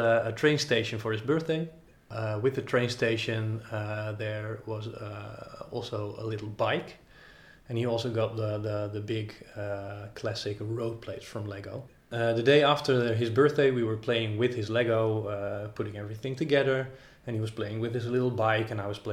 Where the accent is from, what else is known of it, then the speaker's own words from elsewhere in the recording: Netherlands; when you grow up in Holland